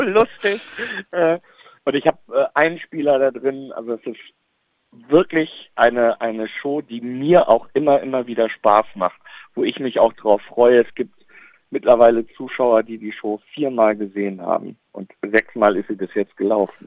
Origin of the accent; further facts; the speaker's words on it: Bielefeld, North Rhine-Westphalia, Germany; in Bielefeld, in meiner Heimatstadt